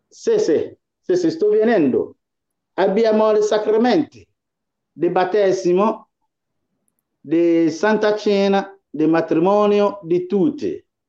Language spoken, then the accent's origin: Italian; Ghana; now in Italy; essere cristiano in Ghana, che è il mio paese